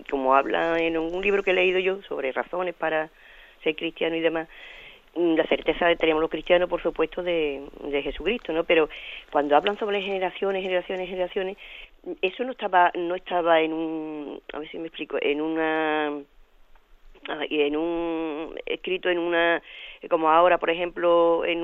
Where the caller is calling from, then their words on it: Seville, Andalusia, Spain; de Sevilla.